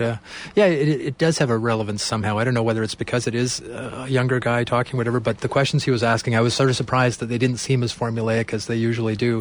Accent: Canada; as Canadians

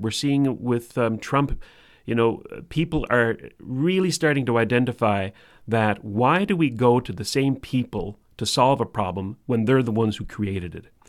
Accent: Canada; we're Canadian

